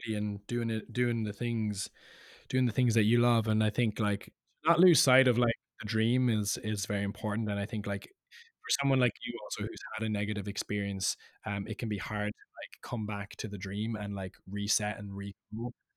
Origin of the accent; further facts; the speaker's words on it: Cork, Munster, Ireland; now in London, United Kingdom; being Irish